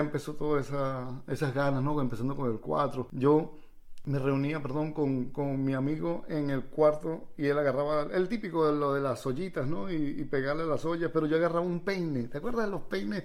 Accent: Villa de Cura, Aragua, Venezuela; moved away as an adult; also born or lived in Peru; yo soy villacurano, yo, no soy peruano, nací pero yo soy villacurano, ese es mi pueblo

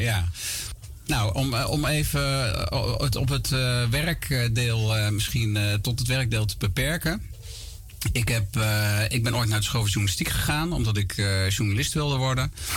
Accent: Gorinchem, South Holland, Netherlands; now in near Amersfoort, Netherlands; Ik ben opgegroeid en geboren in Gorkum plaatsje aan de rivier de Merwede

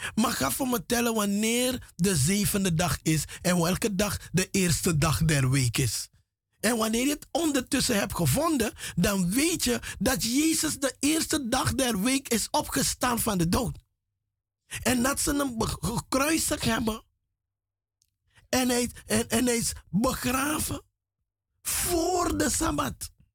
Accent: Paramaribo, Paramaribo District, Suriname; moved away as an adult; now in Netherlands; ik ben in Paramaribo grootgebracht. Vanaf mijn derde jaar, derde, vierde jaar ben ik in Paramaribo grootgebracht.

